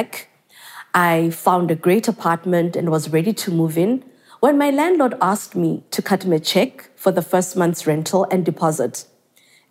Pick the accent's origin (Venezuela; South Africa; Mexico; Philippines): South Africa; Mdantsane, Eastern Cape; growing up in South Africa, Mdanzane to be specific